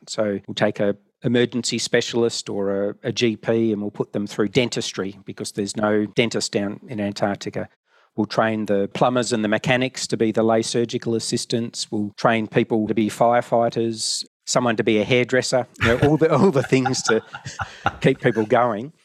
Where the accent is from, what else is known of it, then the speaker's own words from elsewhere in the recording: Hobart, Tasmania, Australia; also born or lived in Melbourne; Growing up in Hobart, thought it would be a good attempt to move back home